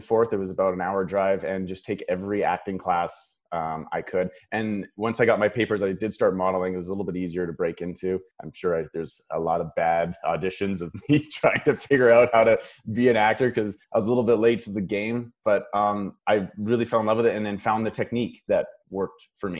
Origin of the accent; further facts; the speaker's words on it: Paradise Hill, Saskatchewan, Canada; now in Los Angeles, United States; So I grew up in a really small farming community. My hometown has 500 people in it